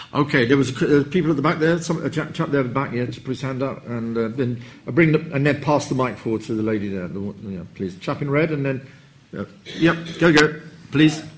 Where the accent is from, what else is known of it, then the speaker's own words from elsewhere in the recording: Germany; I'm from Germany as well.